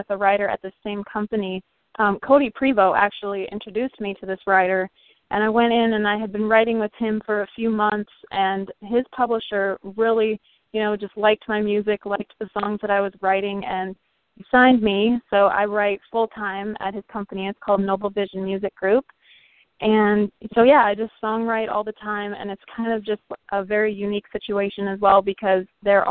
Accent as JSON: {"language": "English", "town": "Weyburn", "region": "Saskatchewan", "country": "Canada", "tie": "born or raised there", "moved": "as an adult", "lives_now": "Nashville, United States", "said": "my hometown of Weyburn"}